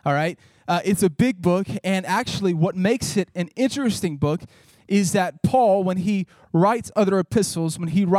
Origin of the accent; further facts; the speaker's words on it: Northeast Mississippi, United States; I grew up Pentecostal back in Northeast Mississippi